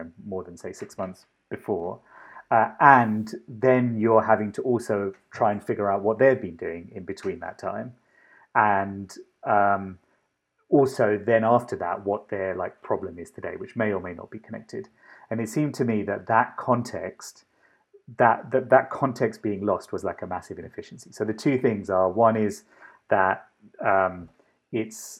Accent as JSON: {"language": "English", "region": "London", "country": "United Kingdom", "tie": "born or raised there", "also_born_or_lived": "Sri Lanka", "moved": "as an adult", "lives_now": "Boston, United States", "said": "the accent and a lot of my sensibilities, I suppose, come from London. Grew up in London"}